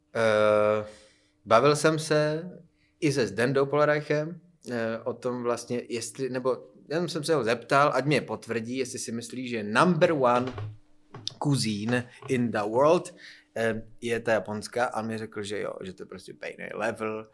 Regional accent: Frýdek-Místek, Moravian-Silesian Region, Czechia; now in Prague, Czechia; když jsem z Frýdku místku poprvé se dostal do Prahy sem

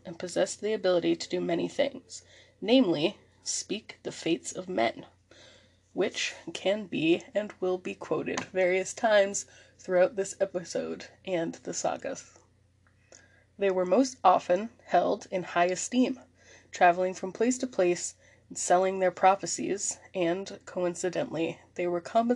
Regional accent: Maine, United States; my home state of Maine

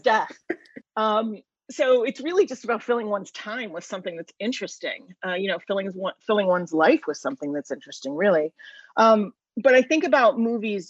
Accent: United States; I grew up right outside of Washington DC

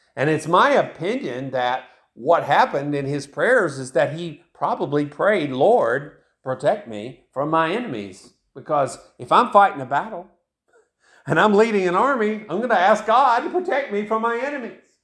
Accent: Tennessee, United States; I grew up in Tennessee, and that's where I live right now, of course, and I've lived in Tennessee most of my life

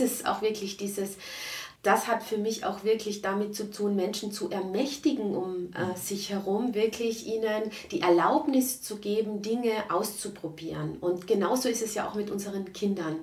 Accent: Klagenfurt, Carinthia, Austria; moved away as an adult; also born or lived in Frankfurt; grundsätzlich bin ich aus Klagenfurt

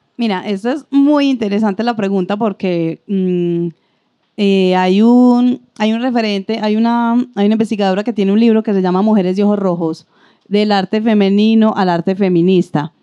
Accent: Antioquia, Colombia; como buenos antioqueños somos bastante elitistas

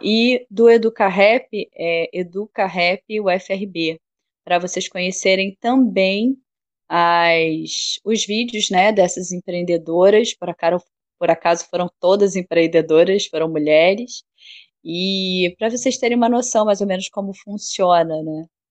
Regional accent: Rio de Janeiro, Brazil; moved away as an adult; now in Bahia, Brazil; Eu sou carioca, nascida no Rio. É, morei lá no Rio até 2008.

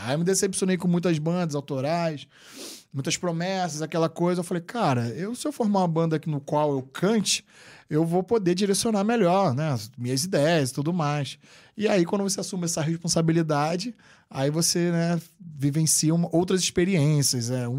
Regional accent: Rio de Janeiro, Brazil; moved away as an adult; now in New York, United States; eu nasci no Rio de Janeiro capital mesmo, vim do bairro de Guadalupe, um bairro pobre do Rio de Janeiro

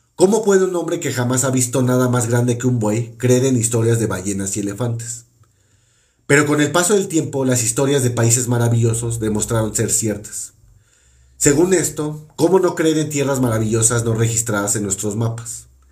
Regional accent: Mexico; Aquí en México

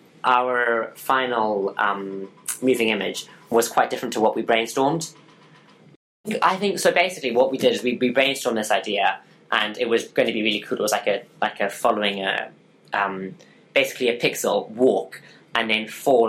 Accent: Zimbabwe; I'm from Zimbabwe.

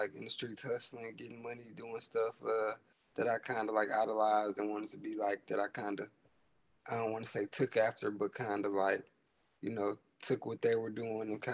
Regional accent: Inkster, Michigan, United States; I'm from Inkster. It's like 15, 20 minutes outside of Detroit. It's like a real small town. It's just like Detroit. 3-4 different parts of it. I grew up and was raised out there by my mama mostly

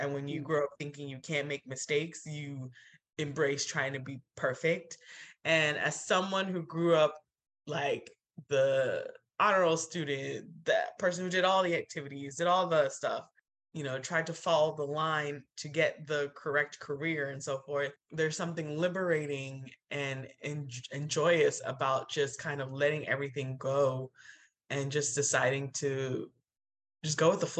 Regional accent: Nigeria; But as a Nigerian, like it's hard. It's really hard.

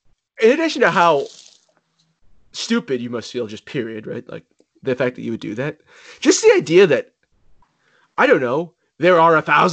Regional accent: Rockland, Massachusetts, United States; It's my hometown.

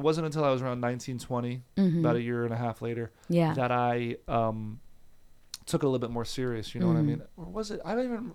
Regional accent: New Jersey, United States; also born or lived in New York; now in Los Angeles, United States; I was born in Jersey, right outside of New York.

